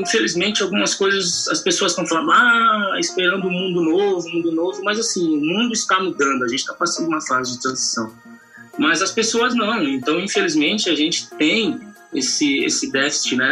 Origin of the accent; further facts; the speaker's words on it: Brazil; no Jardim Poranga, onde eu nasci e cresci